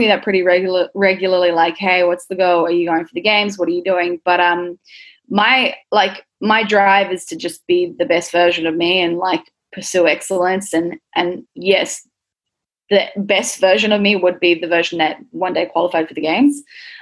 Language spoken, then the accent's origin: English; Auckland, New Zealand; moved away; I grew up in New Zealand. I grew up in Auckland, central Auckland, with my family.